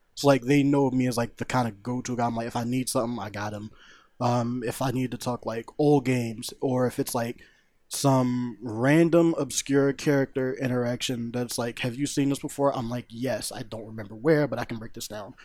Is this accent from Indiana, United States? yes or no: no; Philadelphia, Pennsylvania, United States; University Pinball Fortieth Street, um, in my hometown